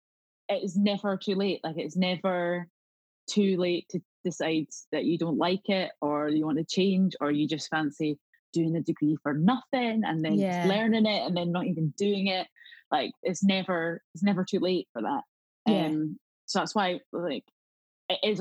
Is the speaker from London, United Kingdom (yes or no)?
no; South Queensferry, Scotland, United Kingdom; accent: Scottish; I grew up in Edinburgh, or just outside of Edinburgh, in a place called South Queens Ferry.